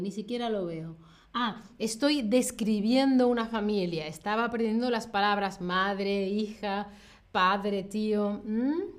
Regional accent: Spain; Yo, que soy de España

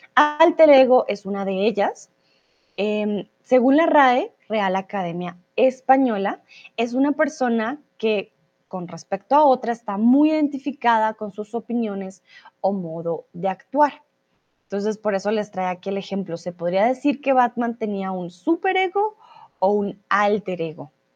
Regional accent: Colombia; moved away; also born or lived in Germany / Mexico; soy de Colombia

